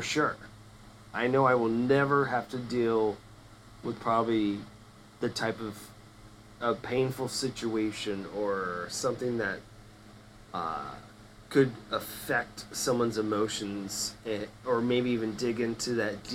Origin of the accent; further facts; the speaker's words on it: the South, Florida, United States; growing up in the South